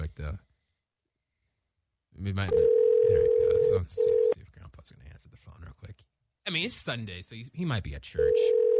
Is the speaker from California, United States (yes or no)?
yes; Orange County, California, United States; I'm black too. For the record, I'm black too. But I'm from Orange County. I'm Orange County black.